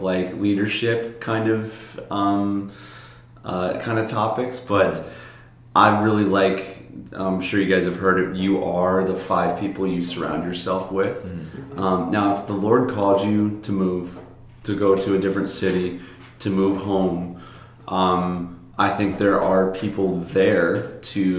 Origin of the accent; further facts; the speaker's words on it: Lake Zurich, Illinois, United States; now in Hawaii, United States; I'm from Lake Zurich, Illinois